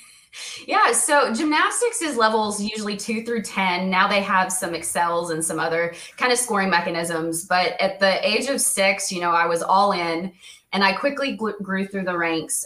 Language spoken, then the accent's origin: English; Indiana, United States; also born or lived in Ohio; I was born in Ohio. Um, around the age of, I think, five or six, we moved to Indiana